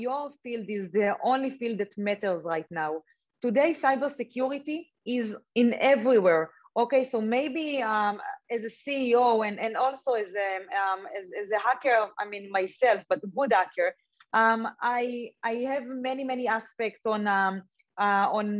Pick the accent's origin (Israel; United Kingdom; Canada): Israel; I grew up in Israel.